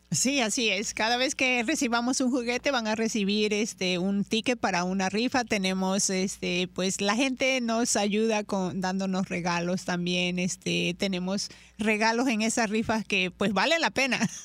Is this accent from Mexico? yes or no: yes; Chiapas, Mexico; moved away; yo provengo de, de, una zona de la zona sur de la República Mexicana de Chiapas, ahí nací yo.